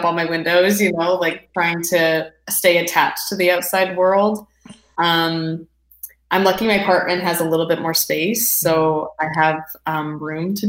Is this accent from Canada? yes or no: yes; Ottawa, Ontario, Canada; moved away as an adult; now in Toronto, Canada; I come from Ottawa originally, but I moved to Toronto to go to school at Ryerson.